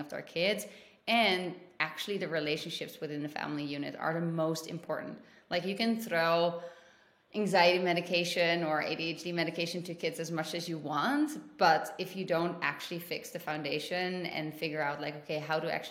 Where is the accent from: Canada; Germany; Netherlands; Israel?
Netherlands; moved away as an adult; also born or lived in London / South America; now in United States; I am originally from the Netherlands and I lived in Europe pretty much my entire life